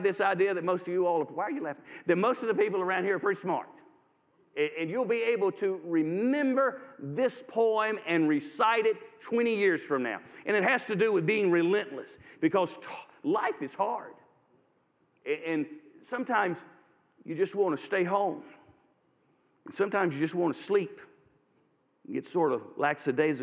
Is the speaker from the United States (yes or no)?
yes; Durham, North Carolina, United States; I grew up in Durham, North Carolina.